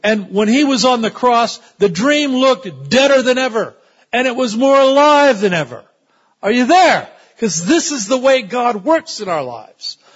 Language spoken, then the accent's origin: English; United States; I'm also an American